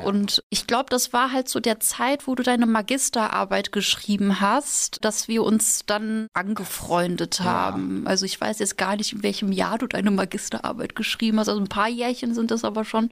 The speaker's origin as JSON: {"language": "German", "town": "Münster", "region": "North Rhine-Westphalia", "country": "Germany", "tie": "born or raised there", "moved": "as an adult", "lives_now": "Mainz, Germany", "said": "Also es ist zwar eine Studentenstadt, aber wenn man da aufgewachsen ist, dann möchte man halt auch mal raus"}